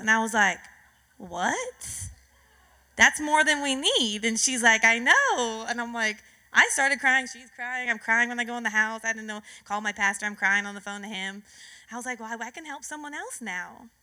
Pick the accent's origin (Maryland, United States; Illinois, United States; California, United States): California, United States; I was born and raised in California